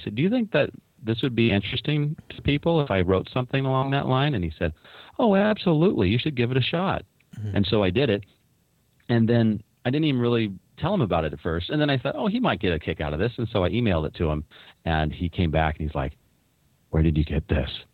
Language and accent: English; Newport Beach, California, United States; now in Washington, United States; I grew up in Newport Beach, California